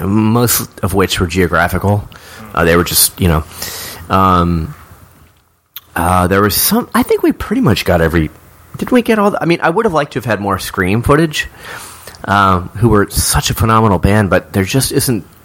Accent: Silver Spring, Maryland, United States; Jim and I came from the Silver Spring, which is right over the DC line

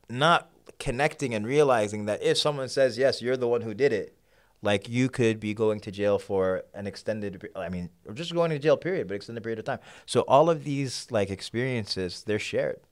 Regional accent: New York, United States; moved away as an adult; also born or lived in Sudan / Kenya; now in Houston, United States; I grew up in New York. That's home. But I moved to Houston a couple of years back.

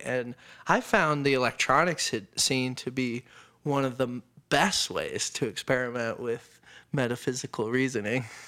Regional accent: Colorado Springs, Colorado, United States; also born or lived in upstate New York; I was born in Colorado

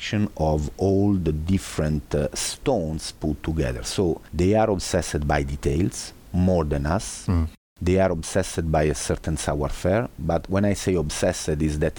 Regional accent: Italy

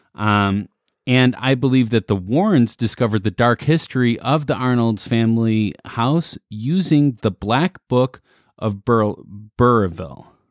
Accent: Midwest, United States; we're from the Midwest

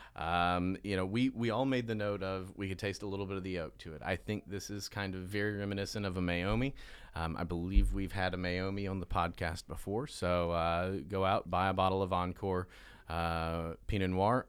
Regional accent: the South, United States; I'm from the South.

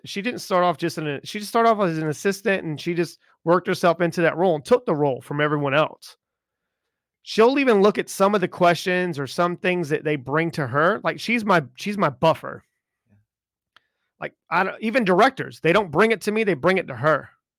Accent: the South, United States; Like, I grew up in the South. Okay. And I grew up in the South as an Italian, you know what I mean?

